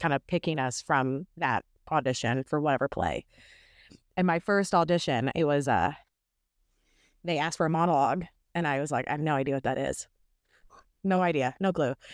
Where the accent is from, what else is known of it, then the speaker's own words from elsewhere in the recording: Owensboro, Kentucky, United States; also born or lived in Maceo, Kentucky; now in Nashville, United States; I am from Owensboro, Kentucky